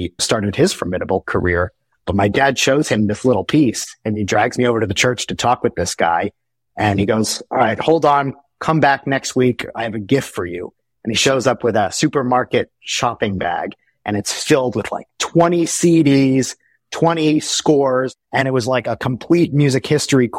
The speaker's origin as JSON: {"language": "English", "region": "New Jersey", "country": "United States", "tie": "born or raised there", "said": "I grew up in New Jersey, so I was very close to New York"}